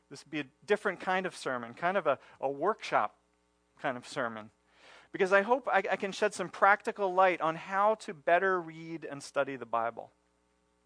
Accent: United States; our history as Americans and as American Christians

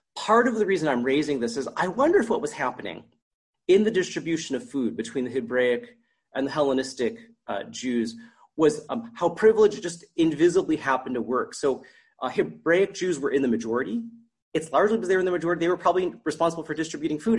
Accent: United States; moved away as an adult; also born or lived in New York; now in Canada; as an American, a minority at that point

